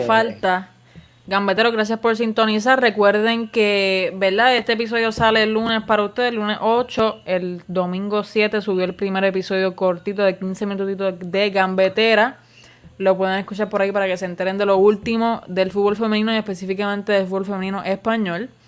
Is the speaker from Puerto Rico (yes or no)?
yes; Puerto Rico; somos de Puerto Rico